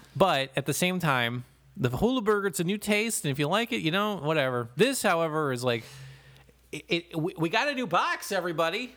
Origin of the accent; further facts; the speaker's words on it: Toledo, Ohio, United States; I grew up in Toledo